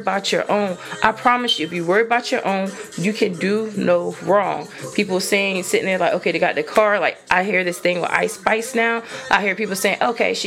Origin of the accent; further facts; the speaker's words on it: New Jersey, United States; moved away; I'm originally from New Jersey.